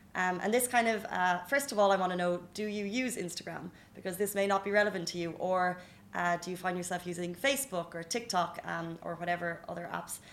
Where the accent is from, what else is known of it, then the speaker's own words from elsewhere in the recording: Ireland; now in UAE; we're Irish